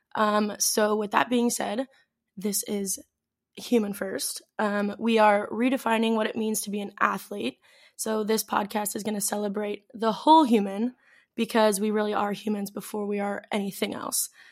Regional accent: St. Louis, Missouri, United States; moved away as an adult; also born or lived in Athens, Greece / Mykonos, Greece; now in Greece; I am from Saint Louis

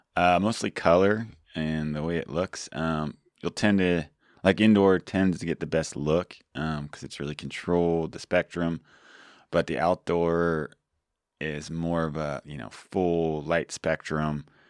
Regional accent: Georgia, United States; now in California, United States; I grew up in Georgia

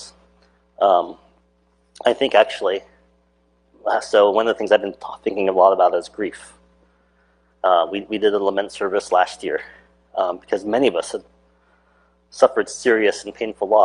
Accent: Alaska, United States; growing up in Alaska

